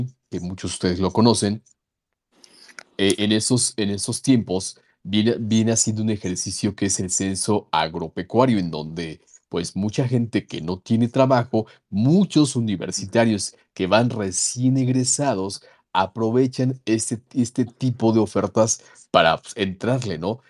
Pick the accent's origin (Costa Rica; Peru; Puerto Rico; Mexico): Mexico; como mexicanos